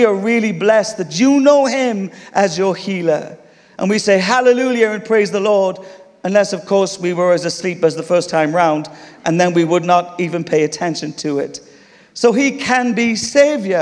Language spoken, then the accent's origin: English; United Kingdom; we're British here